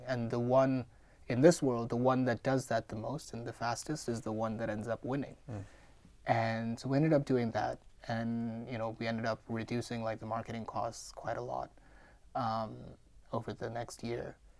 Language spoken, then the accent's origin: English; Mumbai, Maharashtra, India; moved away; I'm born and raised in India.